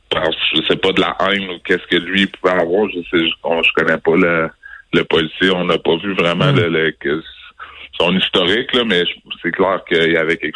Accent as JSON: {"language": "French", "town": "Quebec City", "region": "Quebec", "country": "Canada", "tie": "born or raised there", "said": "moi je suis québécois, je suis né ici à Québec, j'ai grandi à Québec."}